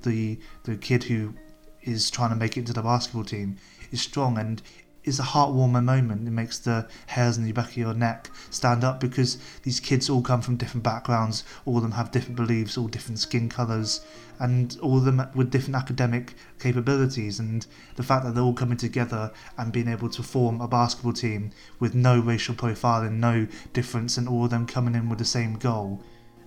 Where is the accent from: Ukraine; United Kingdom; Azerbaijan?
United Kingdom; England; as an English white male living in England